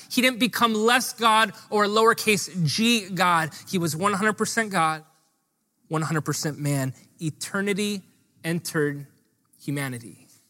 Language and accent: English; Honolulu, Hawaii, United States; I grew up in Hawaii Kai, which doesn't provide you a lot of street cred